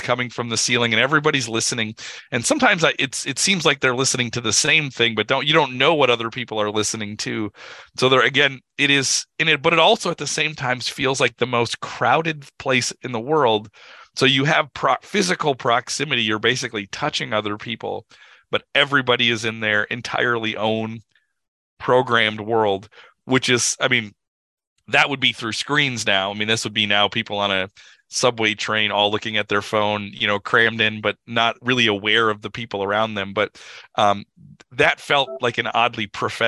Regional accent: United States; me being an American

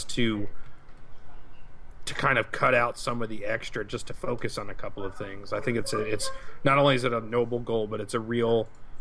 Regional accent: United States; we're American

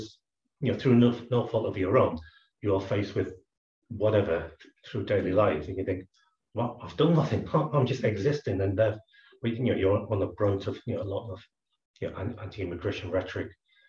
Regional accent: Scotland, United Kingdom; born there; So my parents came across from Hong Kong in the 60s, and I was born in Scotland.

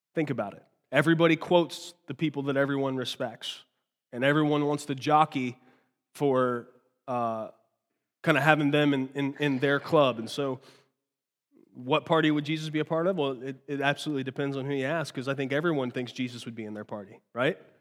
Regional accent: United States; I was born here

